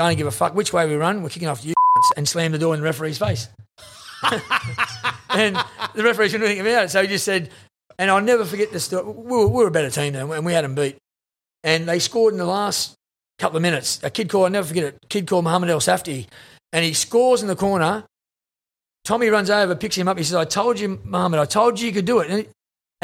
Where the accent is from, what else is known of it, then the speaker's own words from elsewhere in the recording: Sydney, New South Wales, Australia; I come from the House Commission in Redfern, and I've got a nice house in Mascot here, which I wouldn't have if it wasn't for South Sydney. And, South Sydney gave me a chance. Football gave me a chance, a lot of kids I grew up with didn't get so lucky